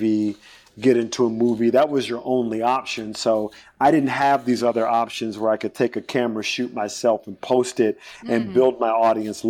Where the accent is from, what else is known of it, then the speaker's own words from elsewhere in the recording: South Carolina, United States; I was a kid from South Carolina